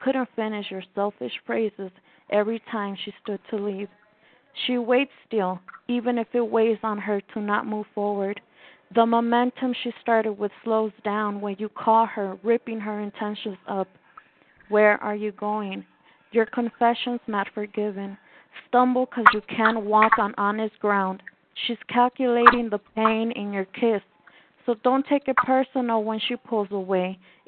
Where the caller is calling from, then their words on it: Mexico City, Mexico; I am calling from Mexico City, Mexico.